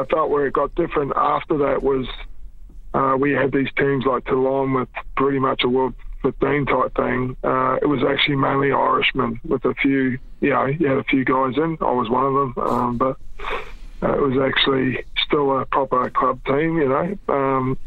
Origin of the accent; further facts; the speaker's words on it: Brisbane, Queensland, Australia; also born or lived in New Zealand; even though I was born in New Zealand, I lived there till I was 9 years of age. My family, like a lot of Kiwi families, looked for better opportunities and moved to Australia. And when I moved to Australia, I moved to Queensland, Brisbane